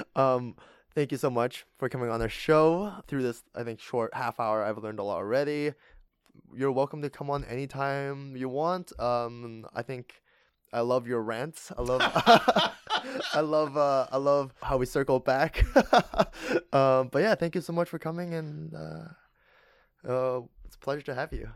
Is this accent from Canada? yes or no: yes; Alberta, Canada; I'm from Alberta.